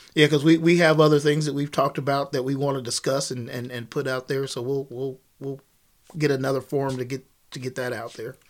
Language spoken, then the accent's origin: English; Kansas, United States; I'm, I'm from Kansas